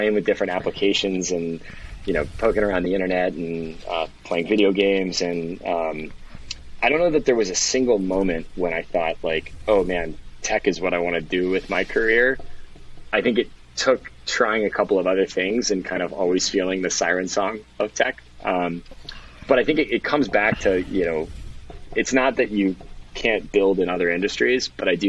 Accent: Lexington, Kentucky, United States; moved away; also born or lived in Austin / Miami / San Francisco; I grew up in Lexington, Kentucky

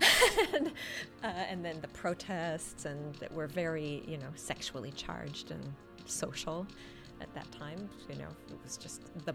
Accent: Toronto, Ontario, Canada; we used to go to a club called the Voodoo Club in Toronto in the 80s, and I think the first time we went there, I think we were 13 years old.

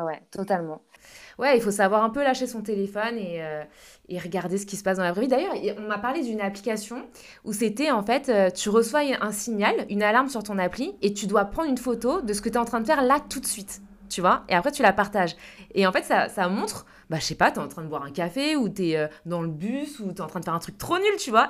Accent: France; accent: French; moved away; avec mon accent français

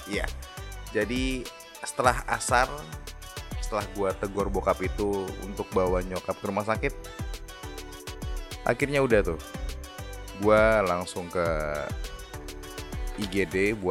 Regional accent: Rangkasbitung, Banten, Indonesia; menguburkan adiknya bokap di kampung gue di Rangkas Pitung Banten

